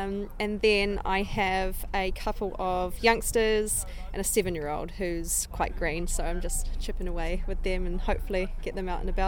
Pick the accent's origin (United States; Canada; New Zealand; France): New Zealand; moved away as an adult; also born or lived in Germany; now in United Kingdom; So I'm from New Zealand, but my big dream has always been to come to Europe and try and compete and train internationally. And I moved to Germany at the beginning of 2016